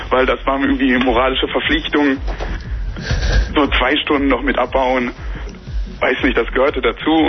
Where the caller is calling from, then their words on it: Bielefeld, North Rhine-Westphalia, Germany; wir kommen, man glaubt es kaum, aber wir kommen aus Bielefeld.